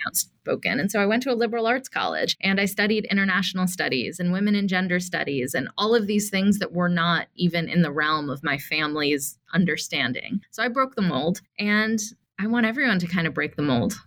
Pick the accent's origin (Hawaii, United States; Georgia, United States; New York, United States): Georgia, United States; Atlanta; I grew up in Atlanta, Georgia